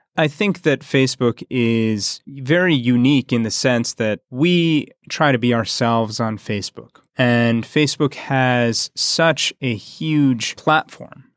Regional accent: United States; we in the States

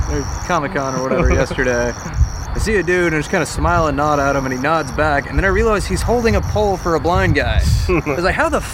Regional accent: Austin, Texas, United States

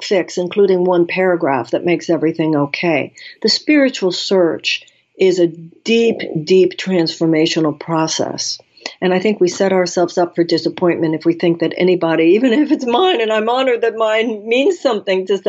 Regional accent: United States; as an American woman

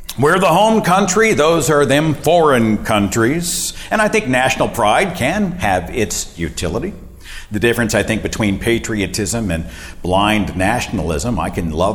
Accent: Oklahoma, United States; my home state of Oklahoma

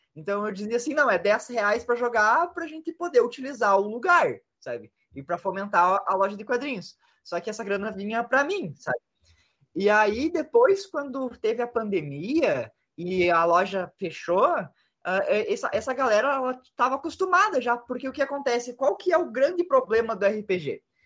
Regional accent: Passo Fundo, Rio Grande do Sul, Brazil; cresci no, numa vila no interior

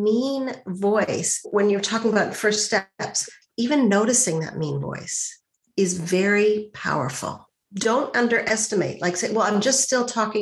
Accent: Montreal, Quebec, Canada; I grew up in Montreal

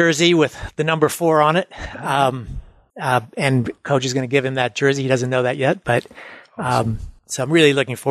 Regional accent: Fort Wayne, Indiana, United States; Fort Wayne

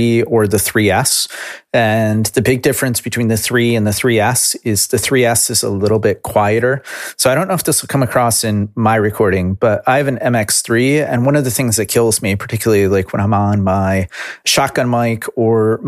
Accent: United States; as an American

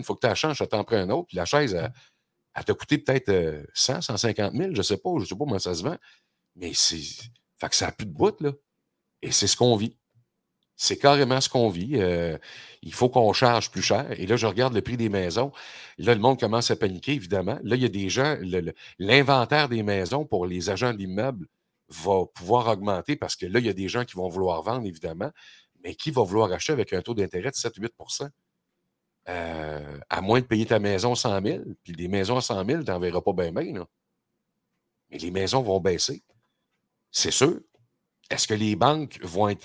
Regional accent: Quebec, Canada; chez nous au Québec

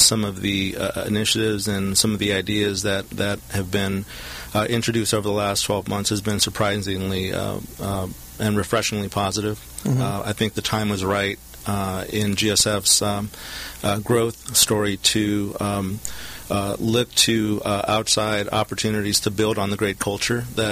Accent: Southern California, United States; I'm a local product, born and raised in Southern California, attended Huntington Park High School

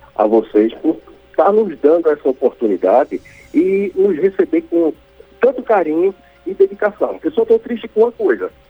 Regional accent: Caruaru, Pernambuco, Brazil; como bom nordestino, como bom taguaroense

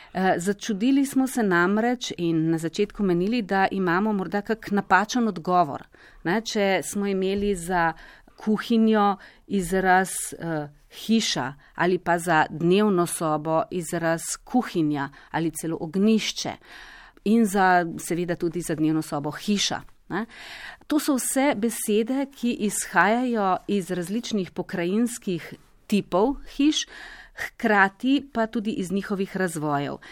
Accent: Slovenia; smo Slovenci

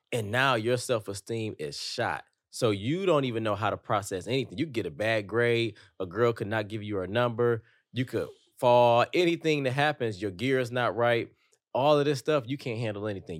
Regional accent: Detroit, Michigan, United States; growing up in Detroit, like, if you showed too many emotions, you're a target

